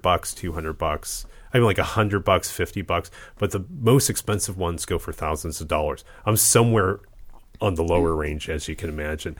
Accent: Midwest, United States; I was born in the Midwest

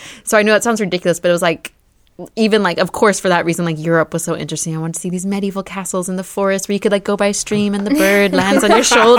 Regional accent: United States; growing up in the United States, we're very diverse. I grew up with a very diverse group of friends, you know, like a Vietnamese, a Romanian, people from all over.

